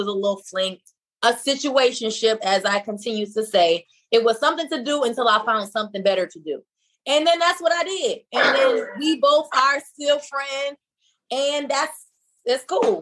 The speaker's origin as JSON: {"language": "English", "town": "Buffalo", "region": "New York", "country": "United States", "moved": "yes", "lives_now": "Atlanta, United States", "said": "I'm from Buffalo, New York. I'm from a very, very cold city"}